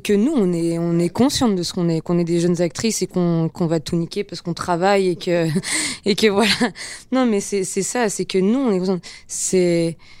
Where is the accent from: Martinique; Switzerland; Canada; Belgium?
Switzerland; Geneva; moved away as an adult; now in Paris, France; ayant grandi à Genève